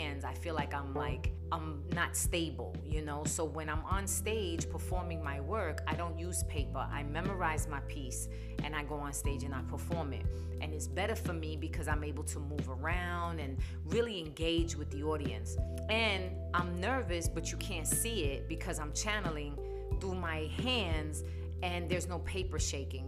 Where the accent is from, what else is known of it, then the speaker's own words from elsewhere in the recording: New York City, New York, United States; now in Phoenix, United States; I was born and raised in New York, the Bronx. So my accent can get pretty strong at times